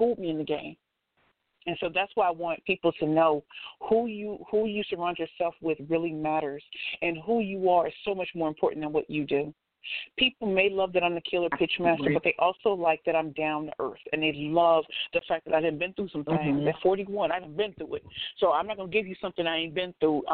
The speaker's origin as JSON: {"language": "English", "town": "St. Louis", "region": "Missouri", "country": "United States", "tie": "born or raised there", "said": "I'm from St. Louis"}